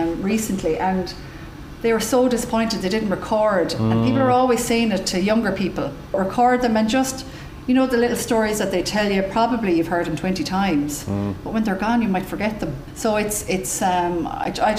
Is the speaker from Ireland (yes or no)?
yes; Clonmel, Munster, Ireland; I'm from Clonmel, it was just, I just had the affiliation with Tipperary